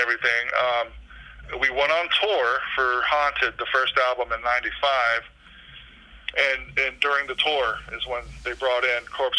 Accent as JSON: {"language": "English", "town": "Brandon", "region": "Florida", "country": "United States", "tie": "born or raised there", "also_born_or_lived": "Palatka, Florida"}